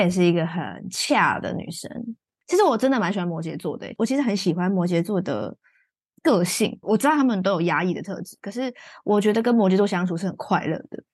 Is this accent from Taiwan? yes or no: yes; Taichung, Taiwan; now in Taipei, Taiwan; 我是台中人嘛，所以我回台中我就发现，诶，这个东西真的没有那么严格